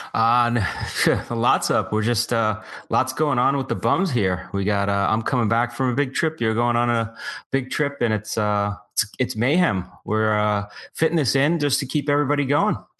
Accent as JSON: {"language": "English", "country": "United States", "said": "I felt so proud as an American"}